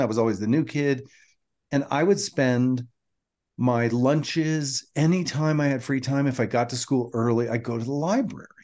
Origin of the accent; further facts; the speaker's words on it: Atlanta, Georgia, United States; moved away; growing up in Atlanta, my my junior high and high school years